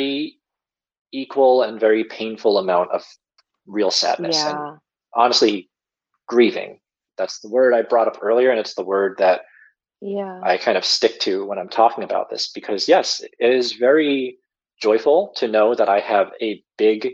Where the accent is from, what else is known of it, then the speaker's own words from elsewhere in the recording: Long Island, New York, United States; also born or lived in South Korea; oh, Long Island